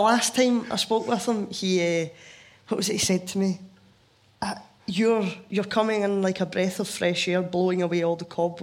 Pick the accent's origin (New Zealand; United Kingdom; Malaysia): United Kingdom; Scotland; accent: Scottish; there's loads of words that don't even come to my mind as being Scottish words